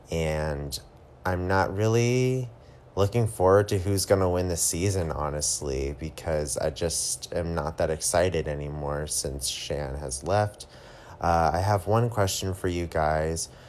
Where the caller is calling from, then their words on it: Florida, United States; I'm from Florida. Huge fan of the podcast.